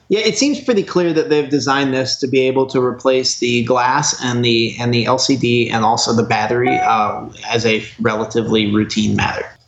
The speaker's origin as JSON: {"language": "English", "region": "Oregon", "country": "United States", "moved": "yes", "said": "I'm actually originally from Oregon"}